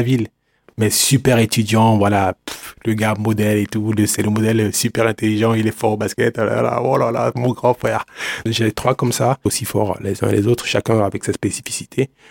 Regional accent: Douala, Littoral, Cameroon; moved away; Je suis né à Douala, Cameroun. C'est une ville euh, côtière

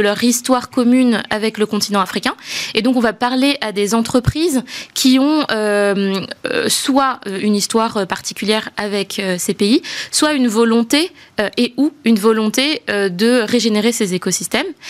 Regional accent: Madagascar; moved away as an adult; also born or lived in France; je suis née à Madagascar. Euh, j'ai grandi là-bas et, euh, et, je suis venue faire mes études d'école de commerce en France

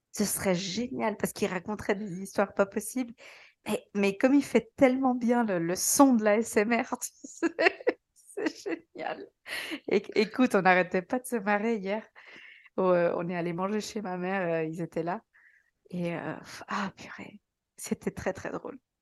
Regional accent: Switzerland; je suis suisse

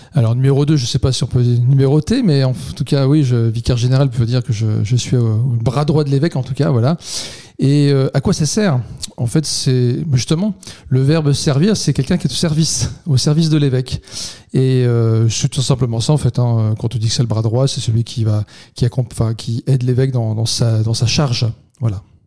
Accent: Vendeuvre-sur-Barse, Grand Est, France; also born or lived in Reims; Vendœuvre, là où j'ai grandi

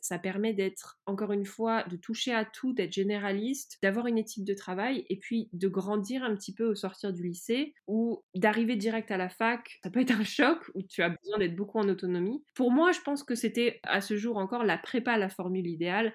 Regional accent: France; j'ai grandi en France

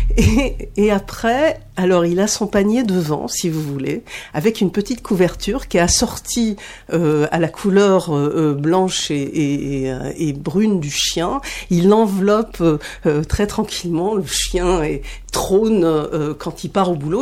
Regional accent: Paris, Île-de-France, France; je suis parisienne

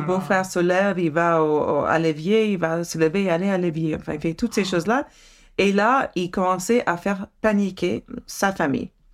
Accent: Santa Cruz, California, United States; French is a second language; moved away; ma ville natale de Santa Cruz, Californie

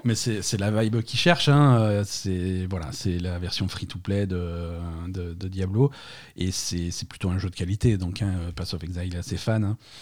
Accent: France; chez nous en France

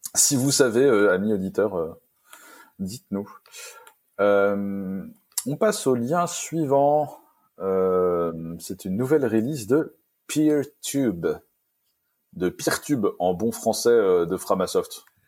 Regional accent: Vendée, Pays de la Loire, France; j'étais de Vendée

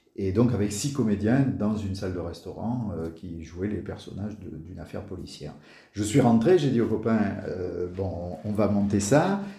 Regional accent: Marseille, Provence-Alpes-Côte d'Azur, France; moved away as an adult; je suis marseillais, j'y ai vécu pendant une euh, trentaine d'années, mes, mes 30 premières années

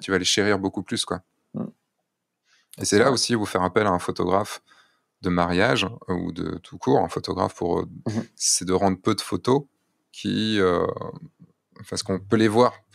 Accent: France; en tant que Français

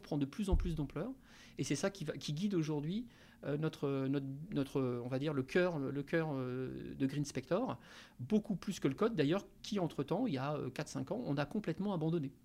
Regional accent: Ch'ti, Hauts-de-France, France; moved away as an adult; also born or lived in Paris; now in Nantes, France; je suis d'origine ch'ti, donc j'ai commencé, on va dire, ma vie dans le, nord de la France

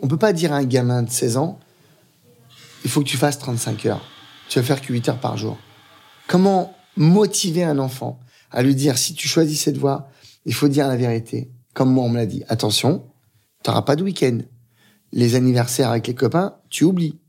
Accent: Aubervilliers, Île-de-France, France; j'ai grandi à Aubervilliers pendant 14 ans

